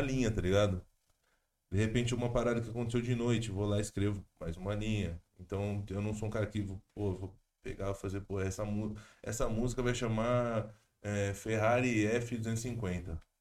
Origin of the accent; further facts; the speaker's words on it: Jundiaí, São Paulo, Brazil; moved away as an adult; now in São Paulo, Brazil; Eu sou do interior, né? Sou de Jundiaí. Eu me mudei faz pouco mais de um ano, eu acho.